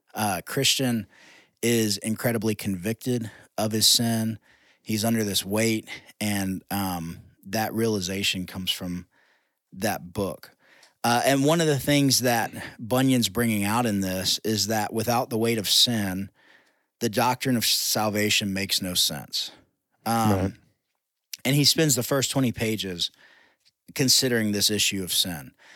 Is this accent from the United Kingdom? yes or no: no; United States; I'm telling them as an American